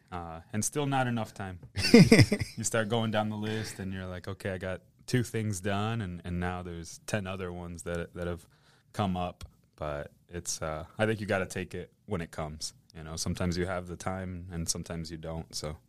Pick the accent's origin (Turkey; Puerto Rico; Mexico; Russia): Mexico; Vallehermoso, Tamaulipas; also born or lived in Matamoros; now in United States; I was born in Matamoros, Tamaulipas. I'm not actually from there. We're from a small town by the name of Vallehermoso, la ciudad de las tres mentiras, because it's not a ciudad, it's not a valle, and it's not hermoso